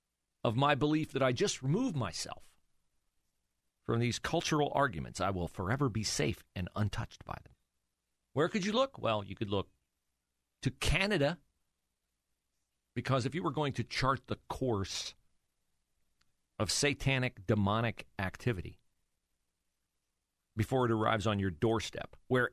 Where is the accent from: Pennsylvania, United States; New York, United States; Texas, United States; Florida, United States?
Florida, United States; the current governor of my home state of Florida.